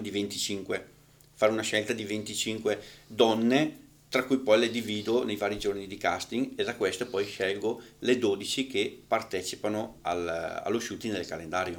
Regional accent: northern Italy, Italy; al nord siamo un attimino più

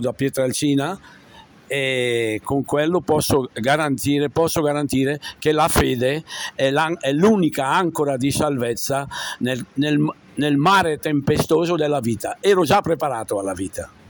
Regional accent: Cremignane, Lombardy, Italy; Io sono nato a Cremignane di Seo e, e, ho frequentato da piccolo, sin da piccolo, il catechismo con Don Vito Palazzini

